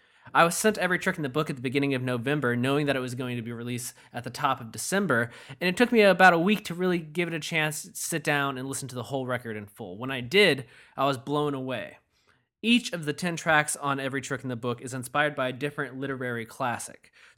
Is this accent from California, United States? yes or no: no; Michigan, United States; now in Massachusetts, United States; I'm not a Massachusetts native or anything, but yeah.